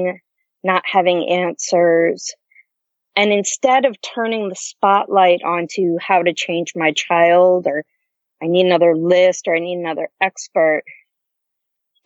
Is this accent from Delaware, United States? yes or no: yes; Northern Delaware, United States; now in Washington, D.C., United States; I grew up in Delaware